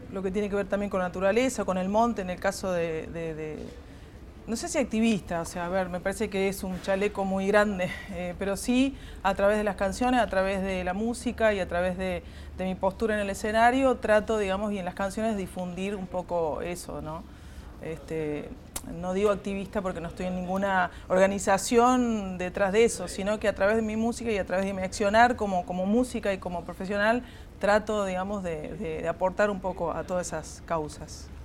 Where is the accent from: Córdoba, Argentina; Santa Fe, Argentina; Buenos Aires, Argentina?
Córdoba, Argentina; tengo casi 50 años y, nunca me fui de Córdoba